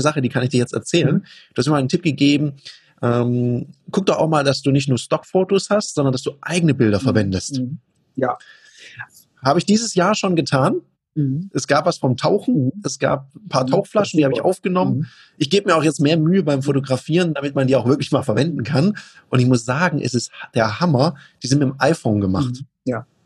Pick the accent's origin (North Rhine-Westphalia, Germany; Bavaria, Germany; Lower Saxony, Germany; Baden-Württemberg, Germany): Baden-Württemberg, Germany; Konstanz; moved away; Ja, also ich komme ja ursprünglich aus Konstanz am Bodensee, ja.